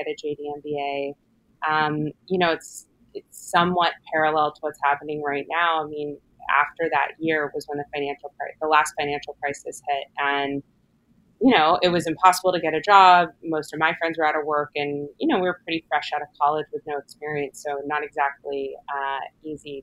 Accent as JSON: {"language": "English", "town": "Los Angeles", "region": "California", "country": "United States", "tie": "born or raised there", "also_born_or_lived": "Philadelphia", "moved": "as an adult", "lives_now": "New York, United States", "said": "I'm born and raised in Los Angeles, sort of one of the rare second generation locals"}